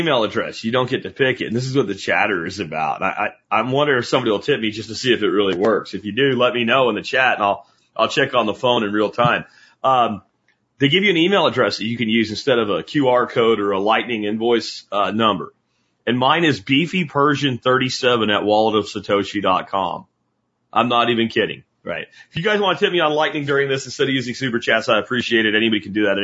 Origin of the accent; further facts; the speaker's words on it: Pennsylvania, United States; when I was a kid growing up in Pennsylvania